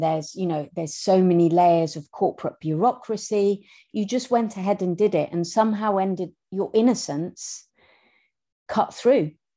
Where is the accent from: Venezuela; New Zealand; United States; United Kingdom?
United Kingdom; Scotland; accent: Scottish; moved away as an adult; we grew up in Scotland. I know I have a terrible Scottish accent